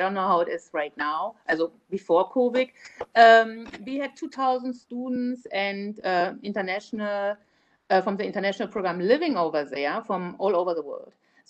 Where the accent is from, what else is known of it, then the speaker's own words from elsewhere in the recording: Germany; English is a second language; moved away as an adult; now in Celebration, United States; I moved from Germany. I'm originally from Germany. I moved from Germany to Celebration, but I lived in America before I moved to Celebration. I married to an American.